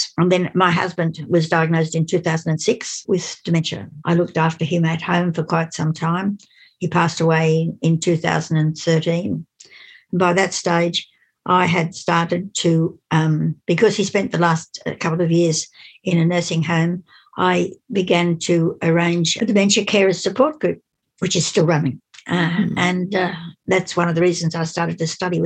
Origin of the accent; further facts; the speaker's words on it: Sydney, New South Wales, Australia; also born or lived in Mudgee, New South Wales; I was born in Sydney. I was at St George Girls High School at Cogra in 1941.